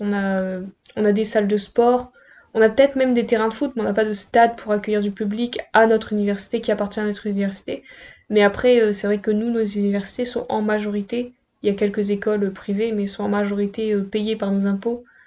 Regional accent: Pas-de-Calais, Hauts-de-France, France; je viens du Pas-de-Calais.

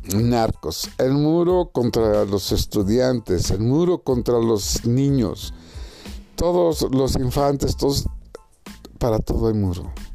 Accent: Mexico; mi país, México

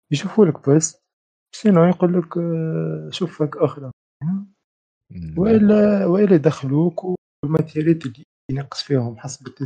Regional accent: Tunisia; نحن توانسة على طلال انه انت كتونسي باش تمشي تعدي اكزامان

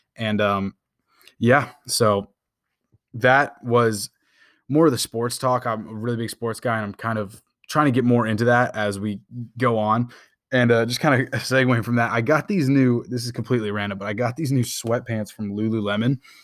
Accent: Indianapolis, Indiana, United States; moved away; also born or lived in Houston; I was born in Indianapolis.

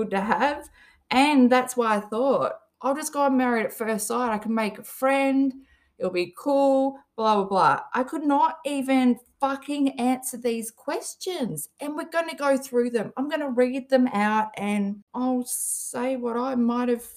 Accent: Perth, Western Australia, Australia; I'm from Western Australia. I'm from a city called Perth.

